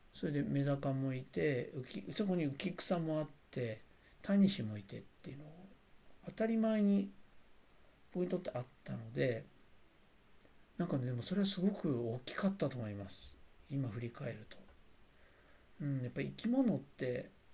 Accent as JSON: {"language": "Japanese", "town": "Sagamihara", "region": "Kanagawa", "country": "Japan", "tie": "born or raised there", "said": "相模原で、まあ、過ごしあの自分は生まれ育ったんですね"}